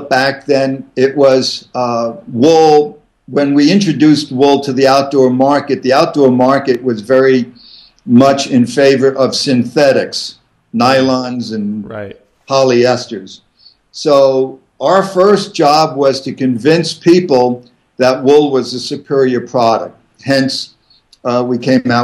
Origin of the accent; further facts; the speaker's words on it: Catskill Mountains, New York, United States; moved away as an adult; also born or lived in Vermont; now in Steamboat Springs, Colorado, United States; I grew up in the Catskill Mountains